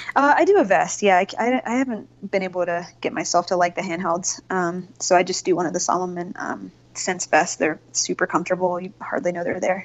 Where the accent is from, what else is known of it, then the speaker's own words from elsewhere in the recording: North Carolina, United States; moved away as an adult; now in Colorado, United States; I grew up in North Carolina